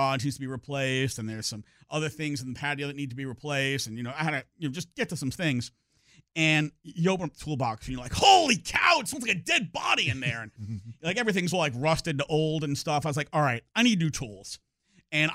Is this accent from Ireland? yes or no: no; New York, United States; You know, I'm from New York. All my family's up in New York.